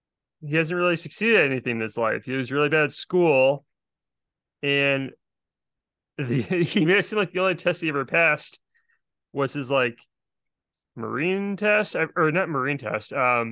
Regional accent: Brooklyn, New York, United States; Like, I mean, I'm just from Brooklyn.

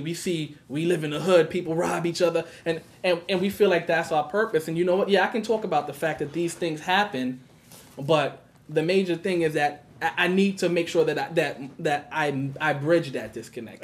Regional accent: New York City, New York, United States; I grew up in Brownsville. I've been in Brooklyn all of my life

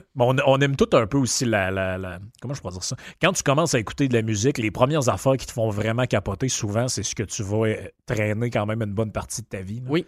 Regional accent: Quebec, Canada; now in Quebec City, Canada; dans le coin chez nous, au Lac-Saint-Jean

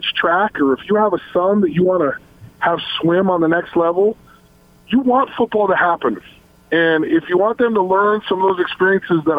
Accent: Logan, Utah, United States; born or raised there; moved away as an adult; also born or lived in Salt Lake City, Utah

